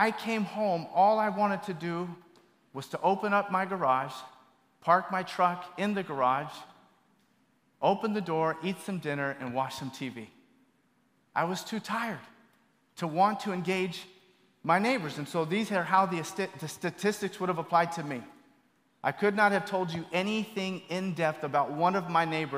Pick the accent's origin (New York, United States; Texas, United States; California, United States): California, United States; Bay Area; moved away as an adult; I grew up in the Bay Area, but I've been gone for a while